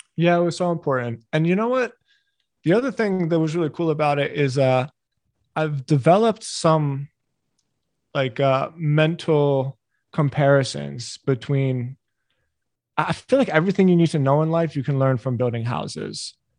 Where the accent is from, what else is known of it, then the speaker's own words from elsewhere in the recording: Philadelphia, Pennsylvania, United States; I grew up in Philly